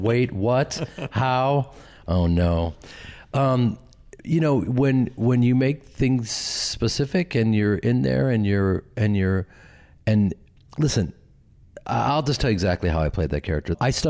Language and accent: English; Midwest, United States; because I'm from the Midwest, I'm from this acting family and an acting community